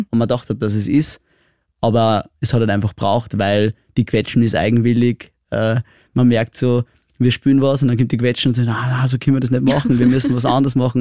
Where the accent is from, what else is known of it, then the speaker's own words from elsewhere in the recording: Austria; ich bin ein typischer Österreicher